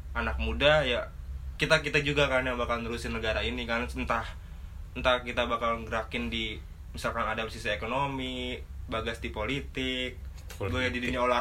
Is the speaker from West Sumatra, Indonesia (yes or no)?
no; Jakarta, Indonesia; Gue at least sebagai orang Jakarta gue ngerasa bahagia kok